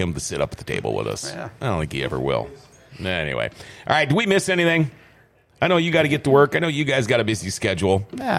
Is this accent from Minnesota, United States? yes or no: yes; Thief River Falls, Minnesota, United States; now in Grand Forks, United States; I grew up right across from the distributor in Thief River.